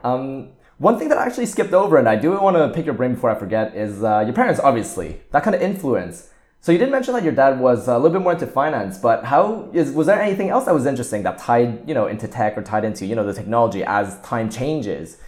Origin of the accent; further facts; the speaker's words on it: Montreal, Quebec, Canada; I went to the elementary school, secondary school, and kinda, like, university in the same town, so, like, in the same city of Montreal